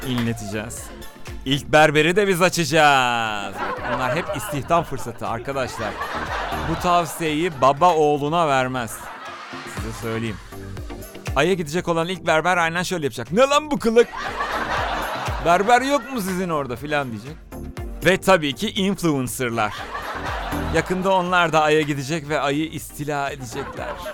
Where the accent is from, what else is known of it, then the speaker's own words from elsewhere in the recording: Turkey; biz Türkler olarak